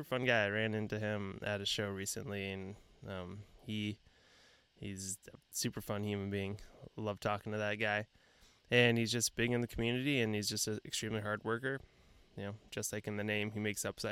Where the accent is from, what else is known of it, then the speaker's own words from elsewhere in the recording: San Diego, California, United States; growing up in San Diego